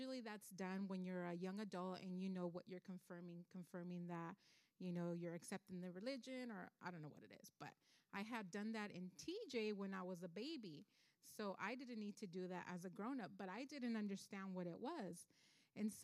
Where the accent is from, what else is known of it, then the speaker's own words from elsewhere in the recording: South El Monte, Los Angeles County, California, United States; I grew up in South Almani, which is L.A. County